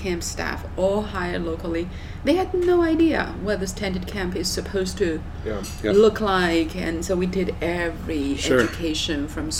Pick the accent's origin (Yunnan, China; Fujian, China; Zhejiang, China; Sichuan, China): Yunnan, China; Besides the fact that it's my hometown area, it's one of China's most stunning area.